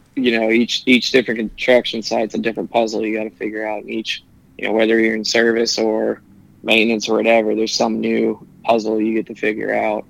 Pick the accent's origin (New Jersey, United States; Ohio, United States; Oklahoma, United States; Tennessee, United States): Ohio, United States; Cincinnati; also born or lived in Indianapolis, Indiana; I'm from Cincinnati well, technically, I was born in Indianapolis, moved here when I was seven